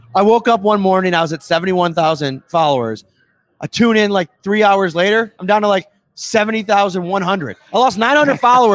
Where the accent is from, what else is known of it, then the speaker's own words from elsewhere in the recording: Buffalo, New York, United States; My entire family on both sides. We're all from Buffalo.